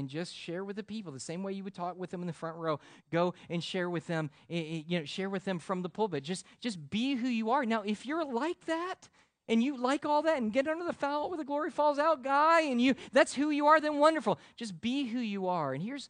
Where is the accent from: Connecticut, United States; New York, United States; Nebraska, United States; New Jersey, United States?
Connecticut, United States; also born or lived in South Florida; Where are you from? I said, originally Connecticut. He goes, and then where? And he goes, I go, South Florida.